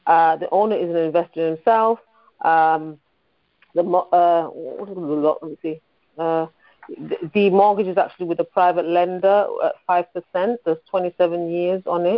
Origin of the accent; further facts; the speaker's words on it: United Kingdom; From the U.K.